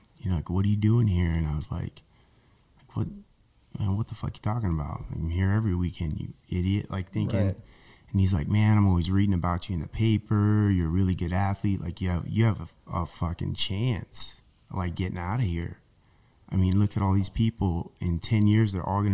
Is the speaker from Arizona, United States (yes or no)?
yes; Queen Valley, Arizona, United States; I grew up in Queen Valley. I got bused into Apache Junction.